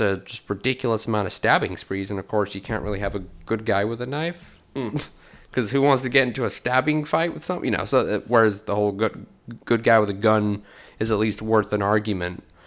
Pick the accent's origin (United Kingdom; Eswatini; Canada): United Kingdom; England; moved away; growing up in England, eh, gun crime wasn't really a thing